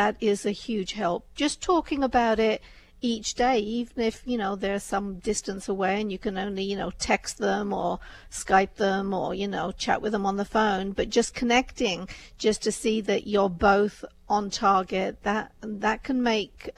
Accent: United Kingdom; I'm a British Indian

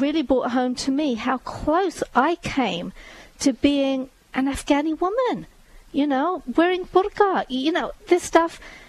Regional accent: India; I mean, I was born in India, but my family, my parents were born in Punjab on the Pakistan side of it.

